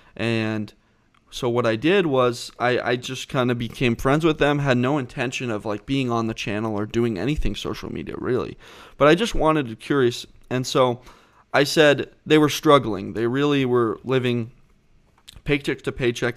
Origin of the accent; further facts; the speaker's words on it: Southborough, Massachusetts, United States; I grew up right outside of Boston, about twenty miles outside Boston West, and, um, in a small town called Southborough, Massachusetts.